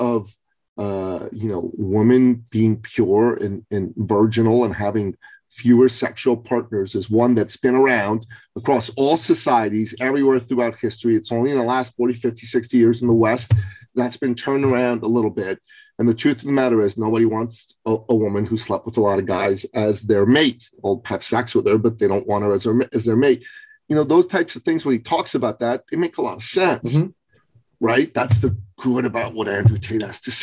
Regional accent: Iran; moved away; I'm from Iran

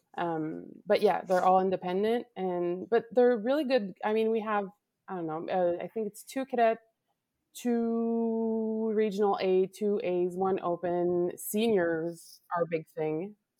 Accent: Laval, Quebec, Canada; I am from Laval, Quebec, Canada.

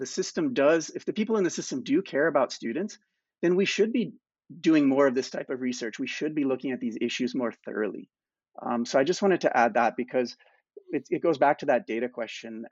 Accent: United States; now in Canada; I'm from the United States

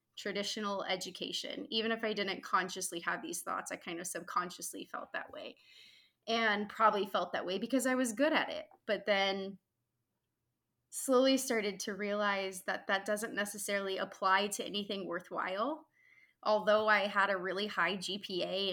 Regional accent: Houston, Texas, United States; I grew up in Houston

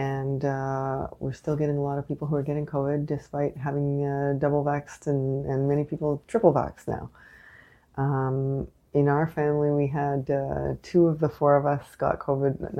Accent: Canada; I am unapologetically Canadian

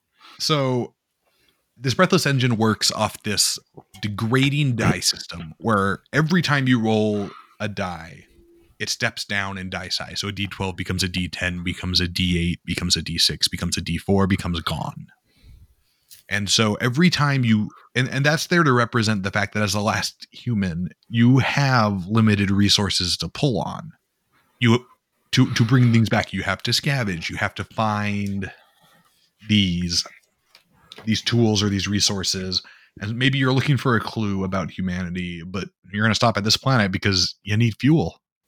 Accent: Midwest, United States; because I'm from the Midwest where we speak bison.

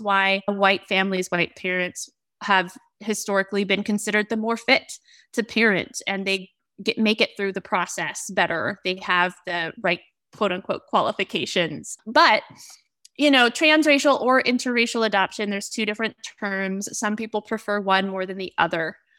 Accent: Oregon, United States; I was raised in Oregon, born and raised in Oregon

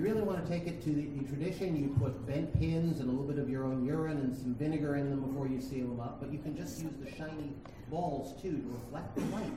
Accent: New England, United States; I'm from New England

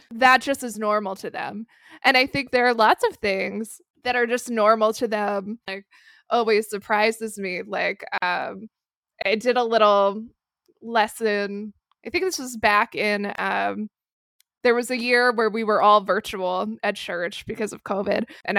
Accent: Pennsylvania, United States; at my age growing up in Central PA.

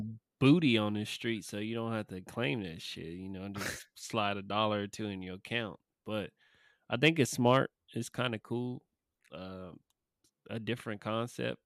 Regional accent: California, United States; moved away; my home state. Well, not my home state, but, you know, my born, born state, my home away from home. Uh, Cali

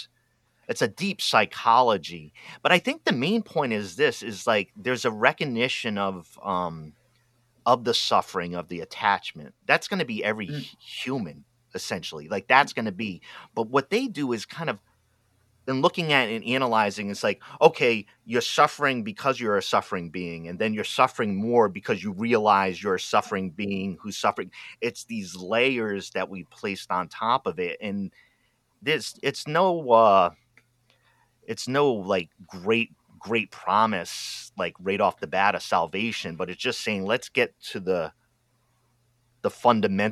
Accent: Rhode Island, United States; now in Oregon, United States; I grew up in Rhode Island where 90% of the people there are Roman Catholic

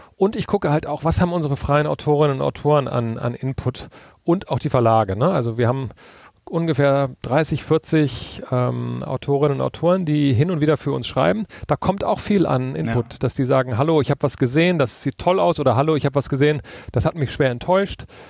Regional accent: Northern Germany, Germany; now in Berlin, Germany; auf dem Dorf, wo ich groß geworden bin in Norddeutschland

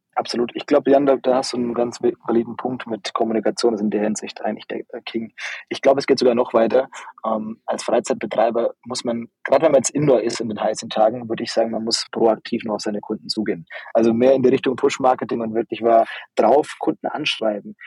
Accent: Upper Franconia, Bavaria, Germany; bin eigentlich ein Dorfkind, also aus einem ganz kleinen, ähm, Ort aufgewachsen in Oberfranken

